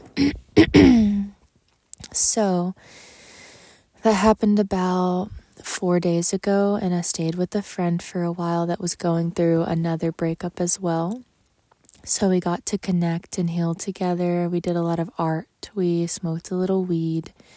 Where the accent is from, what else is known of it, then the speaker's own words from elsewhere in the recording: Texas, United States; moved away; my hometown in Texas